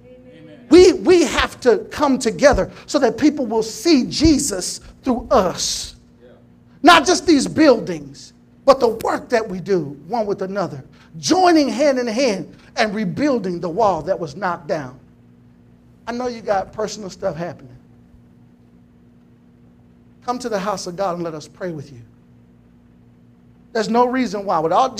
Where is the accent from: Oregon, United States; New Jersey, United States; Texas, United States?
Texas, United States; Temple; I was born and raised here in Temple, Texas.